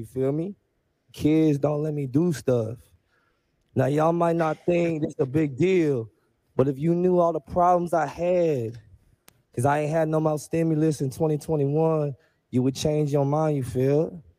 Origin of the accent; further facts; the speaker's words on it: Oakland, California, United States; Just want to give a quick shout out to the Bay Area. I'm from East Oakland